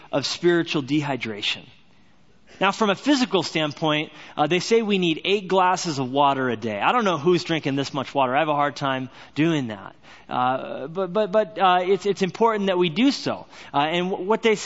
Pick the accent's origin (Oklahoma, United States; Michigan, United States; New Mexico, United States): New Mexico, United States; Albuquerque; born or raised there; also born or lived in Orange County, California; now in Whitefish, Montana, United States